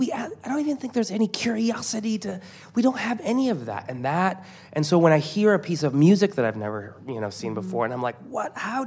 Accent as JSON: {"language": "English", "country": "Iran", "tie": "born there", "said": "I'm Iranian, so I have a lot of places that I can go to. I was born in Iran, and my parents are very Iranian."}